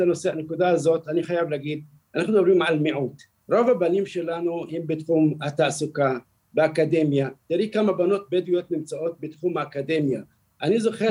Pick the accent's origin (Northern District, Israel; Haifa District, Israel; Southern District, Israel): Southern District, Israel; Beersheba; סורוקה זה מקום בשבילנו, בשביל כל אזרח, הוא מקום קדוש, מקום שאנחנו נולדנו שם